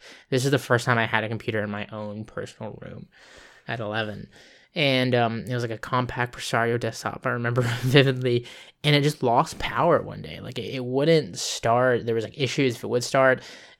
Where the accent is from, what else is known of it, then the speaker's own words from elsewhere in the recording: Okinawa, Japan; born there; also born or lived in California; we were moving back to where I was born in Okinawa, Japan.